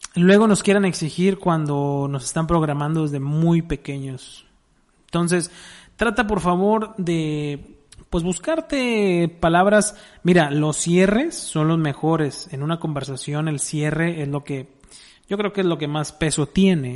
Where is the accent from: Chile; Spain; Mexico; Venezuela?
Mexico; somos mexicanos